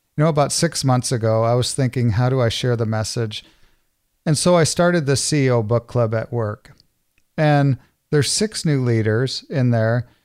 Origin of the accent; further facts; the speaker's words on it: Clinton, Iowa, United States; I grew up in Iowa. I went to, I went to high school, um, in Clinton, Iowa